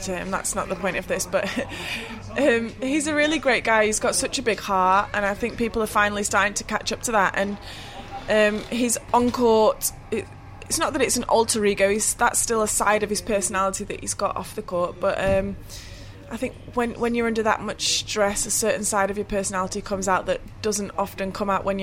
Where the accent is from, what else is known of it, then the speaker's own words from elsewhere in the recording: United Kingdom; that's what I'm used to first, being British.